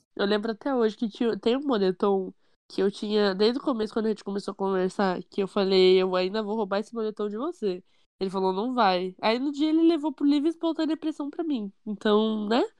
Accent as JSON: {"language": "Portuguese", "town": "Curitiba", "region": "Paraná", "country": "Brazil", "said": "eu sou curitibana"}